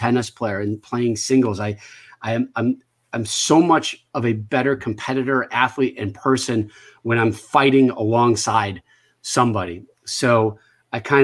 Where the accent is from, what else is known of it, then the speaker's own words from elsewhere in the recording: Connecticut, United States; growing up in Connecticut